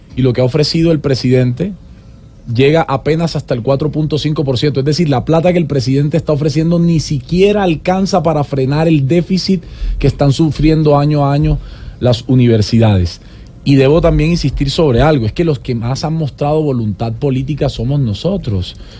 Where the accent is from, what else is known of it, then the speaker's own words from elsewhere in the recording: Sincelejo, Sucre, Colombia; moved away as an adult; also born or lived in Cartagena, Colombia; now in Medellín, Colombia; yo soy cartagenero, criado en Cincelejo Sucre y vivo hace 12 años en Medellín. O sea, que yo soy costeño y antioqueño